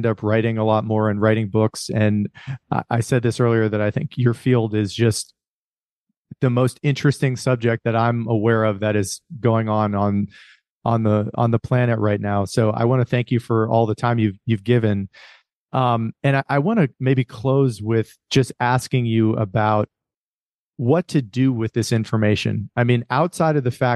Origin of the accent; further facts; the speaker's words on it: Rust Belt, United States; I grew up in the Rust Belt